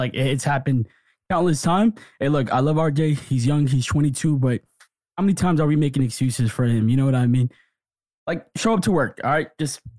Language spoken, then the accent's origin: English; New York City, New York, United States